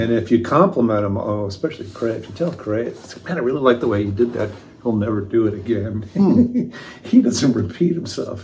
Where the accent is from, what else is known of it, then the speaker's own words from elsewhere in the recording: Winnetka, Illinois, United States; moved away as an adult; also born or lived in San Francisco; I grew up next to the train station